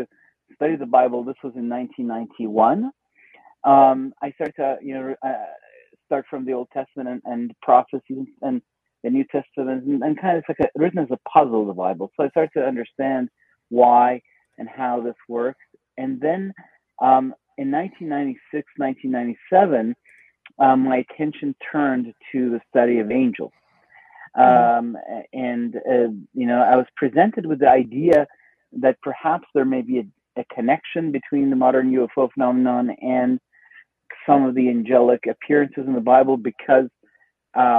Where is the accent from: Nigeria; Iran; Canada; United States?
Iran; moved away; I was born in Iran